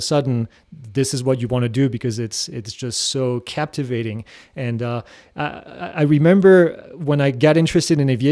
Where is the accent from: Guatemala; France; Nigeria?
France; moved away as an adult; now in United States; I grew up in France